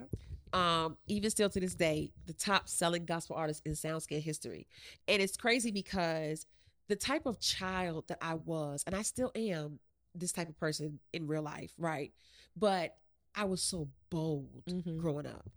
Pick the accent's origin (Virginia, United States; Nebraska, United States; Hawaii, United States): Virginia, United States; Chesapeake; also born or lived in West Haven, Connecticut; I am from Chesapeake, Virginia